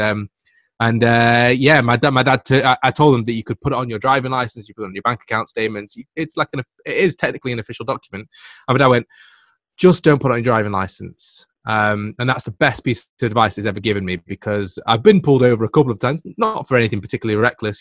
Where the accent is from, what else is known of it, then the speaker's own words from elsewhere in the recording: England, United Kingdom; I'm from England